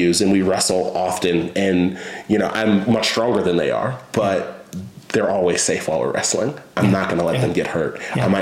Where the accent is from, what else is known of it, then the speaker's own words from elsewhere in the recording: Chicago, Illinois, United States; I grew up in Chicago.